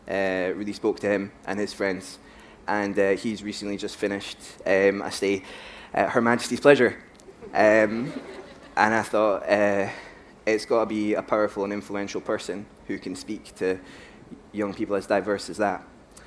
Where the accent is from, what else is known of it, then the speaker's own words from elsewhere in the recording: Edinburgh, Scotland, United Kingdom; I'm from Edinburgh